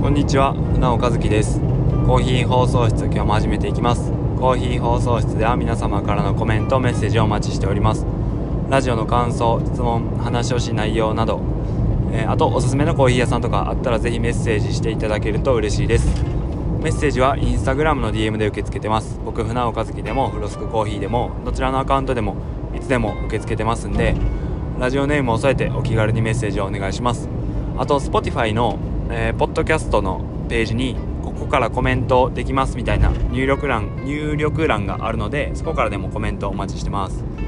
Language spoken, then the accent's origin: Japanese; Suzuka, Mie, Japan; 僕の地元の、えー、三重県鈴鹿市